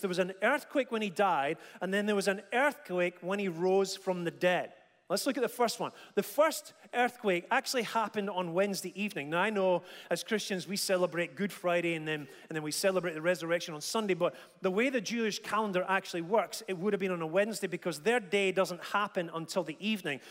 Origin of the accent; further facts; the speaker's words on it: Dundee, Scotland, United Kingdom; When I was about five or six years old, uh, growing up in Dundee